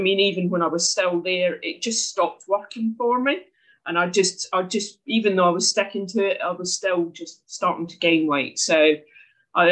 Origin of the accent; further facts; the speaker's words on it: Scotland, United Kingdom; moved away as an adult; now in Herne Bay, United Kingdom; you can probably tell from the accent I'm not from there. I'm from Scotland originally